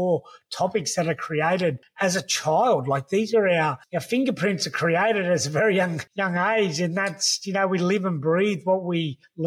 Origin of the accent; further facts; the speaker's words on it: the Shire, New South Wales, Australia; growing up in the Shire